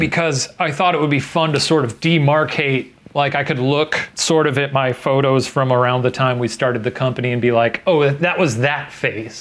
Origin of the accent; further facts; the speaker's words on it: Midwest, United States; now in Los Angeles, United States; I'm from the Midwest